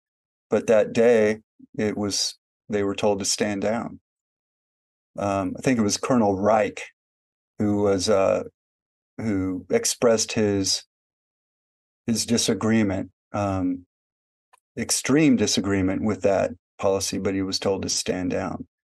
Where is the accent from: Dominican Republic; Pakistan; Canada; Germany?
Germany; born there; And so I was born in Germany during that time.